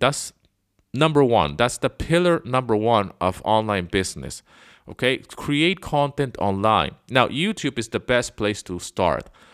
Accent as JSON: {"language": "English", "country": "Venezuela", "tie": "born or raised there", "also_born_or_lived": "London, England / Canada", "moved": "as an adult", "said": "I was born in England, but I grew up in Venezuela"}